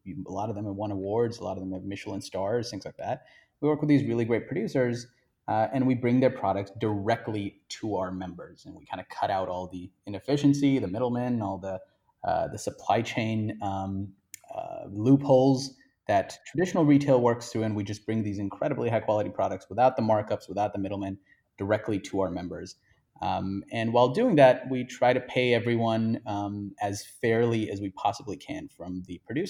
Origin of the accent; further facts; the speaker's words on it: India; I grew up in India